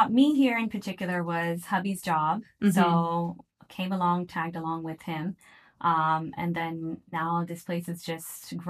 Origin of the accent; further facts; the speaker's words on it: Virginia, United States; moved away as an adult; also born or lived in Miami, Florida; now in Saudi Arabia; So I am actually born in Miami. Okay. And I have been brought up in Virginia, but my background is actually from Pakistan.